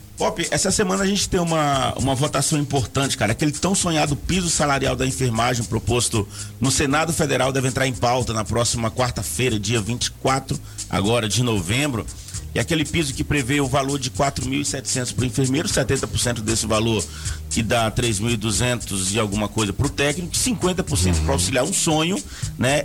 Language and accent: Portuguese; Brazil; a gente é brasileiro